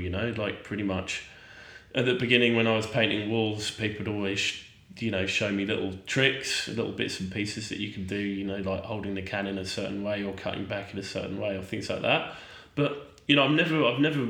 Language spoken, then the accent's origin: English; London, United Kingdom; moved away as an adult; now in Melbourne, Australia; I'm a Londoner